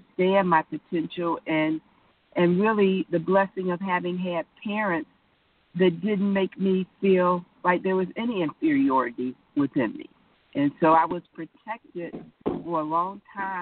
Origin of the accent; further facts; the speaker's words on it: Detroit, Michigan, United States; I was born in Detroit, went to Detroit Public Schools